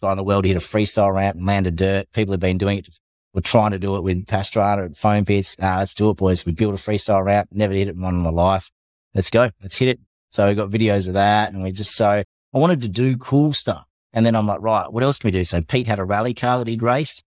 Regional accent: Tasmania, Australia; moved away as an adult; also born or lived in Melbourne / Switzerland; now in Adelaide, Australia; I'm from Tassie

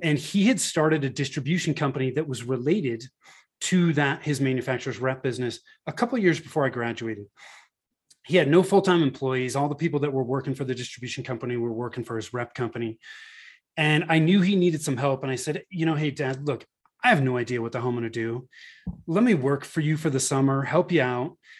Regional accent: Northern California, United States; moved away as an adult; now in Denver, Colorado, United States; I moved from Northern California, where I was born and raised, to, uh, the Denver, Colorado area

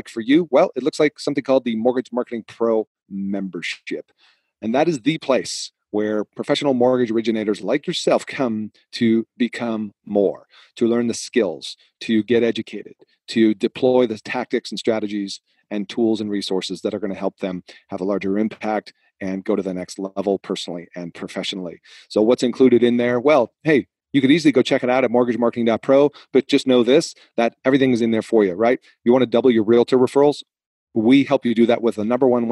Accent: Massachusetts, United States; moved away; when I grew up in Massachusetts, I had lots of friends

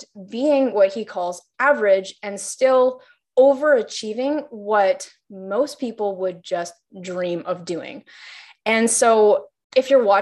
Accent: Canada; we're both Canadian

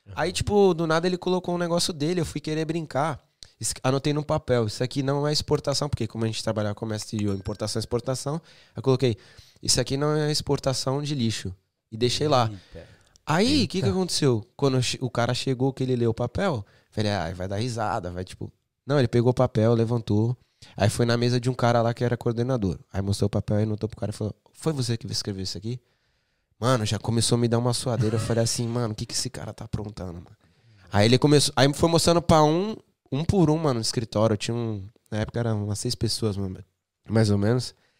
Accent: Santos, São Paulo, Brazil; moved away as an adult; also born or lived in England; now in United Kingdom; em Santos é, tem o Morro São Bento, que é de onde eu sou.

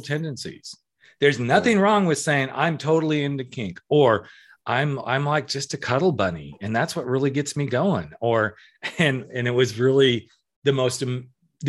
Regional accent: Central California, United States; I'm from Central California

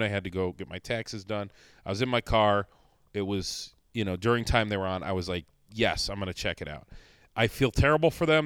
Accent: Northeast Ohio, United States; now in Rochester, United States; I'm not from here either. I'm from Northeast Ohio

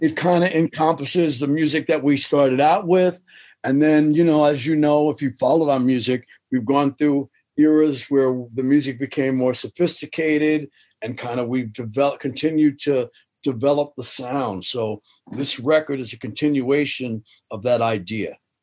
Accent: New York City, New York, United States; I'm from Jamaica, Queens.

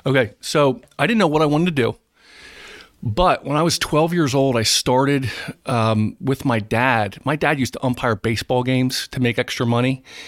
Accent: East Greenwich, New Jersey, United States; I was raised in East Greenwich

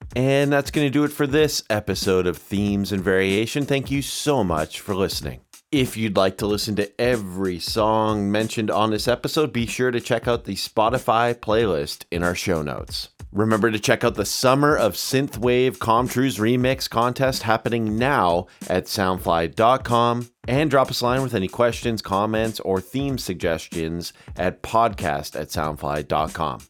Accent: Canada; moved away

